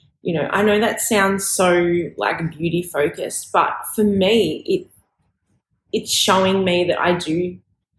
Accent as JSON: {"language": "English", "country": "Australia", "said": "I am an Australian fashion designer"}